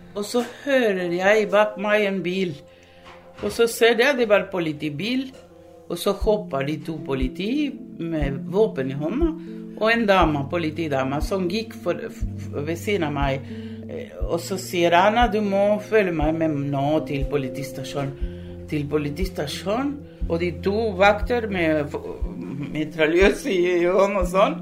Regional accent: Uruguay; Norwegian is a second language; moved away as an adult; now in Langesund, Norway; ble født og, og i Uruguay

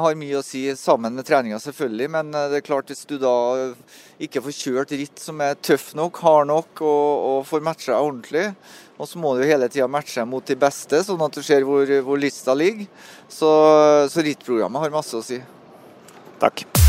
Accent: Melhus, Trøndelag, Norway; moved away; når jeg bodde på Melhus, da, så der jeg er fra, så var det en bakke på to km som jeg måtte sykle hver gang jeg kom hjem fra skolen

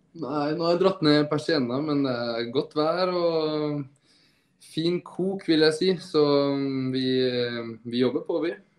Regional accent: Norway; moved away as an adult; also born or lived in Groningen, Netherlands; now in Vigo, Spain; hjemme i Norge

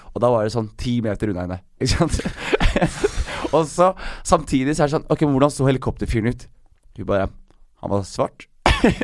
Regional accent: Skien, Telemark, Norway; I Skien, der jeg er fra

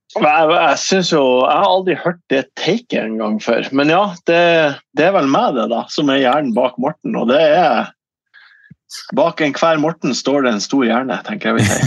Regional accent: Ørnes, Nordland, Norway; also born or lived in Bodø; now in Eastern Norway; så flytta vi til Ørnes, jeg og min far. Eh, og min, mine søsken også, selvfølgelig, og min, min mor, eh, da jeg var syv

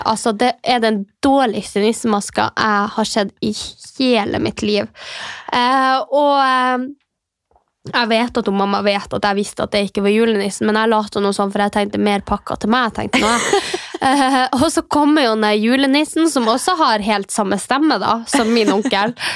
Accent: Mehamn, Finnmark, Norway; now in Oslo, Norway; vi har jo ikke så veldig mye i Mehamn, uh, der jeg kommer fra

